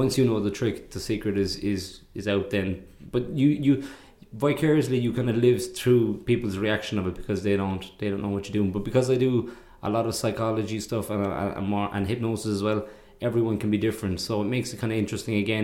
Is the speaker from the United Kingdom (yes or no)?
no; Ireland; being Irish